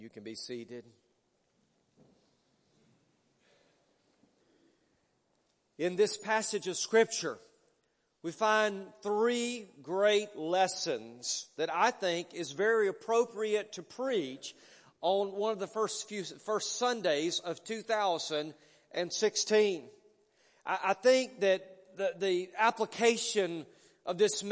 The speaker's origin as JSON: {"language": "English", "town": "Pleasant Grove", "region": "Alabama", "country": "United States", "tie": "born or raised there", "lives_now": "McCalla, United States", "said": "I'm a Pleasant Grove boy. Matter of fact, I'm so much of a Pleasant Grove boy that I was the Spartan mascot in high school."}